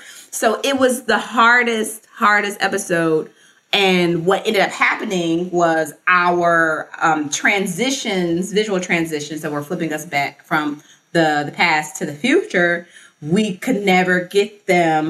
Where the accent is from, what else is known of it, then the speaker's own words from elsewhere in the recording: Memphis, Tennessee, United States; Memphis, which is my hometown